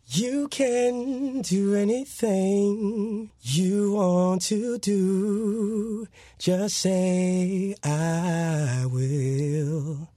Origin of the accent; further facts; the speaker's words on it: Miami Beach, Florida, United States; also born or lived in Brooklyn, New York / Kendall; I grew up in Miami Beach